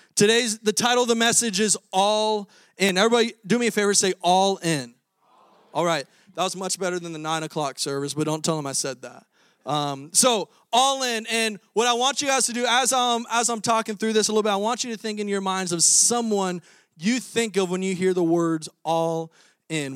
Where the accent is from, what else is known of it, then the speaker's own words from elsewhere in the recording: Florida, United States; moved away as an adult; now in Iowa, United States; I'm a Florida boy, twenty-six years, born and raised in Florida. And now I'm in Iowa in the frozen tundra